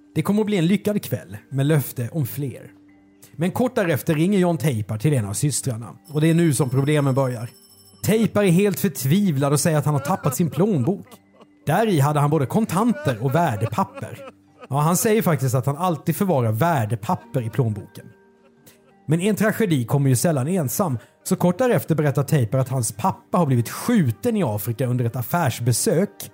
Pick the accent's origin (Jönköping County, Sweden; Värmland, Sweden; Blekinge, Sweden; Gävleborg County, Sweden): Blekinge, Sweden; Karlskrona; jag är ju född i Karlskrona